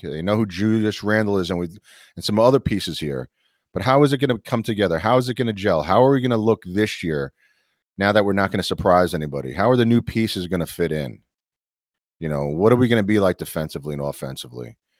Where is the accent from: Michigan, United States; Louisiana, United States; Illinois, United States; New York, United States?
New York, United States; being a New Yorker